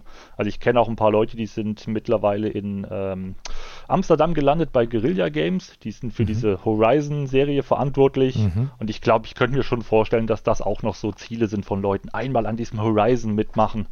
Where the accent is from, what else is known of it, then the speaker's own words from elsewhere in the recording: East Germany, Germany; komme ja aus, aus, aus dem Osten von Deutschland, das heißt zur, zur Ostzeit, äh, zur DDR-Zeit war damit Spielen nichts